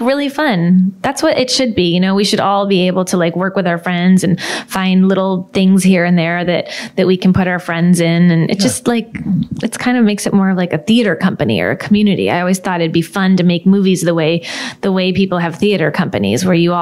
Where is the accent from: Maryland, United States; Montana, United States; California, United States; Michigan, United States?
Michigan, United States; Detroit; moved away as an adult; now in Los Angeles, United States; I was from Detroit where people drive really crazy